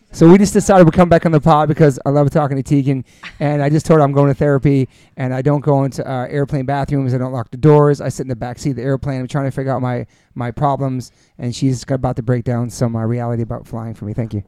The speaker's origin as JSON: {"language": "English", "region": "New York", "country": "United States", "tie": "born or raised there", "moved": "as an adult", "lives_now": "Los Angeles, United States", "said": "I grew up in New York"}